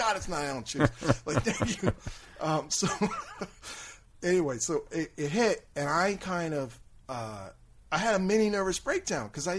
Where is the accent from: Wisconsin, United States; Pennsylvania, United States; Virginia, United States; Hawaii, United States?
Pennsylvania, United States; Philadelphia; moved away as an adult; now in Houston, United States; growing up in Philly, like Fresh Air was huge for me